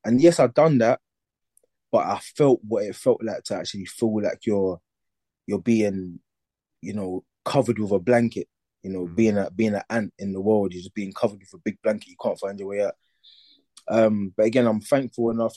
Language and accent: English; London, United Kingdom; I grew up in East London